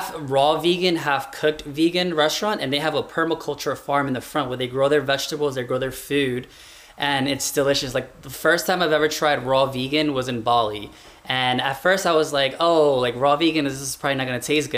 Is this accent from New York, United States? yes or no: yes; New York City, New York, United States; I'm originally from New York City